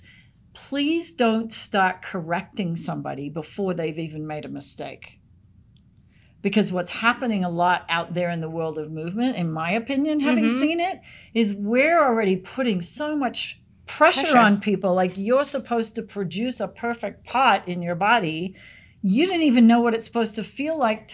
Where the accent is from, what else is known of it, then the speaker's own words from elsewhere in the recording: Sydney, New South Wales, Australia; moved away; I lived where I grew up in Sydney. We had bush behind us.